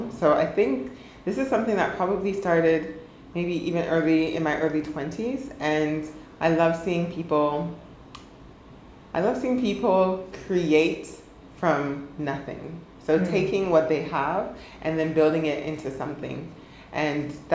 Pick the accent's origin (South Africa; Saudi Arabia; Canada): Canada; Ottawa, Ontario; growing up in Ottawa